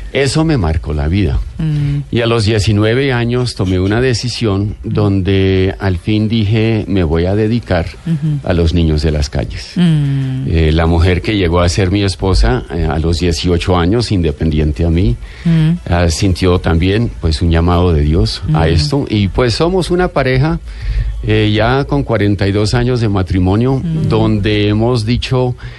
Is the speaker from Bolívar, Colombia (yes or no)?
no; Bogotá, Colombia; accent: bogotano; cuando fui niño, pues me criaron aquí en Bogotá